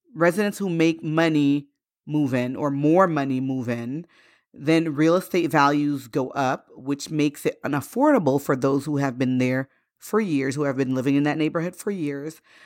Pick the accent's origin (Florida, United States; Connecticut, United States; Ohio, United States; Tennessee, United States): Florida, United States; also born or lived in Haiti; growing up in Florida, when we first came here, um, in the late eighties when we moved from Haiti